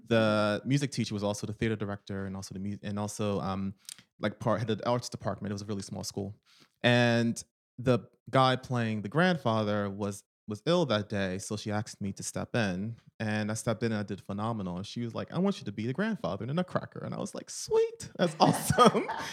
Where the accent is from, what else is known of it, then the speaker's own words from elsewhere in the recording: Philadelphia, Pennsylvania, United States; moved away as an adult; now in United Kingdom; I was born in Philadelphia, Pennsylvania